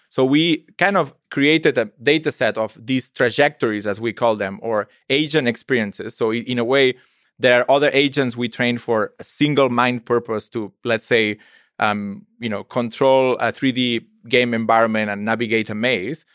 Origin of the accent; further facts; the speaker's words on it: Spain; I'm from Spain.